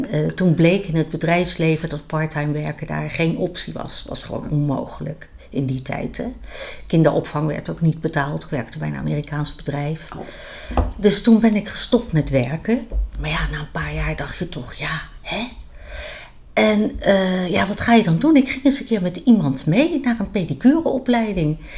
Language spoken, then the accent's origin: Dutch; The Hague, South Holland, Netherlands; now in Oosterhout, Netherlands; Ik kom van origine uit Den Haag, geboren en getogen. En woon sinds 1999 in Oosterhout.